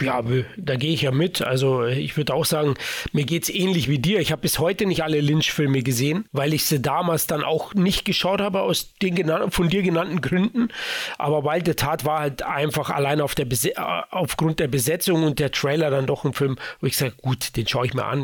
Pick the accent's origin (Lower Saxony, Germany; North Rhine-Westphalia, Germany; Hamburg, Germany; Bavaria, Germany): Bavaria, Germany; born or raised there